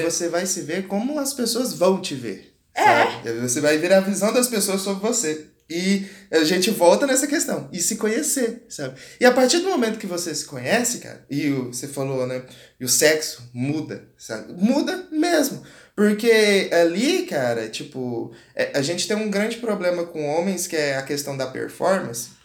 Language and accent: Portuguese; Goiás, Brazil; sou do Goiás e sou do Goiás. Você vê que eu, o sotaque vem quando eu falo